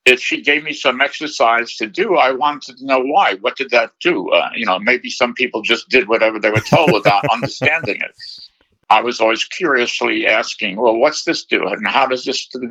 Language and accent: English; New York City, New York, United States; I was born in Brooklyn